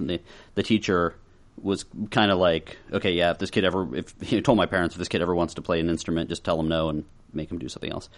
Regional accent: Monroeville, Pennsylvania, United States; my hometown of Minerville. So, I sorta grew up in the zombie capital of the world

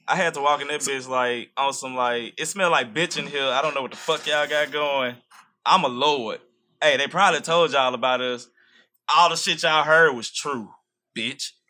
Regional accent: Shreveport, Louisiana, United States; I'm from Shreveport

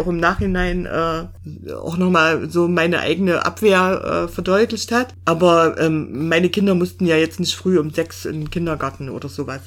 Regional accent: Thuringia, Germany; also born or lived in Leipzig; meine Heimat ist Thüringen, da komme ich her

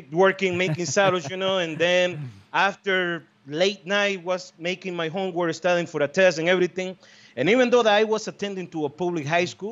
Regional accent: Estelí, Nicaragua; moved away as an adult; now in United States; You know where I came from? Esteli, Nicaragua, man. That's my hometown.

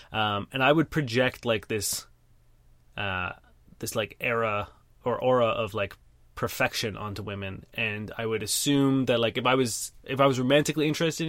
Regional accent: Brampton, Ontario, Canada; I grew up in Brampton

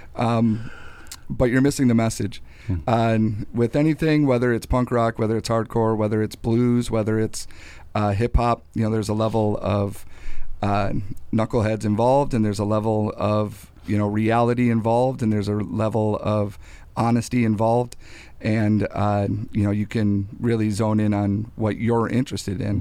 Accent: North Chicago, Illinois, United States; I'm from North Chicago

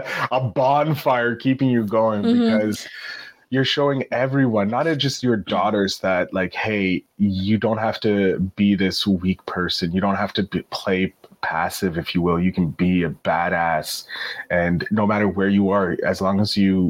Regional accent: Canada; I'm Canadian

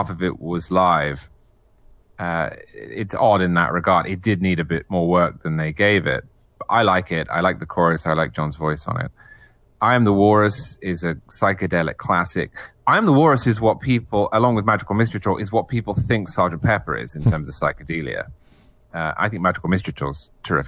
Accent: England, United Kingdom; moved away; I'm English originally

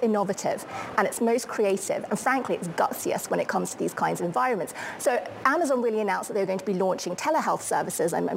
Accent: United Kingdom; as a Brit

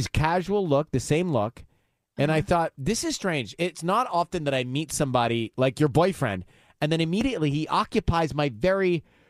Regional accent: Atlanta, Georgia, United States; my hometown where I grew up of Atlanta.

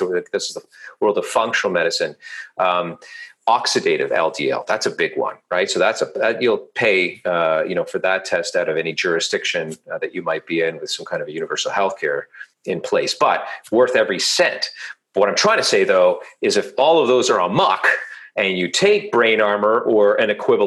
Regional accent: Toronto, Ontario, Canada; I'm from Toronto, Canada.

